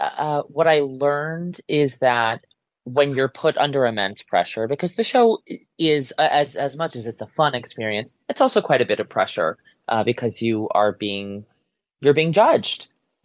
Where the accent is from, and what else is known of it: Ansonia, Connecticut, United States; born or raised there